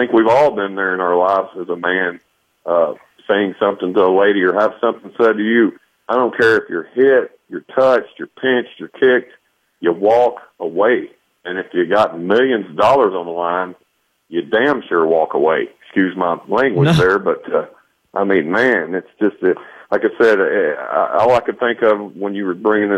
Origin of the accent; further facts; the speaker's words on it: the South, United States; now in Portland; I'm a Southerner